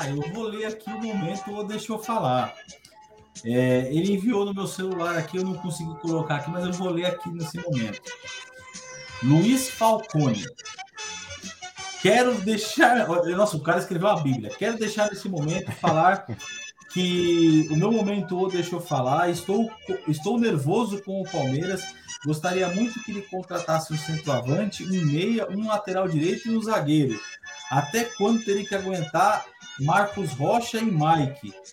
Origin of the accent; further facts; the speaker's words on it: Portugal; Eu, sou, eu sou português mesmo, pai Eu tenho dupla nacionalidade. Eu tenho a brasileira e tenho a portuguesa.